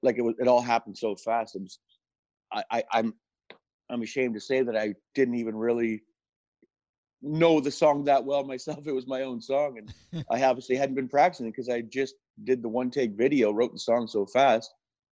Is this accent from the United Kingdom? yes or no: no; Kingston, Ontario, Canada; And born and raised in Kingston, Ontario.